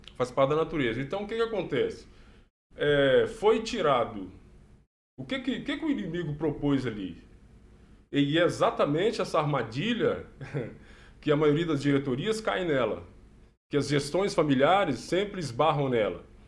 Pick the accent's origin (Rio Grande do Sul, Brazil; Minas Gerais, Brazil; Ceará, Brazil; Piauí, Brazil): Minas Gerais, Brazil; moved away as an adult; now in Maringá, Brazil; Sou de, de Minas, é mineiro, mas já vai fazer quase quatro anos, nós estamos aqui nessa cidade maravilhosa